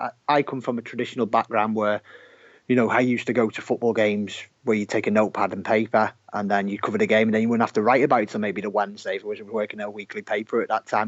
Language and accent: English; Merseyside, North West England, United Kingdom; which you might be able to tell from my accent is where I'm from.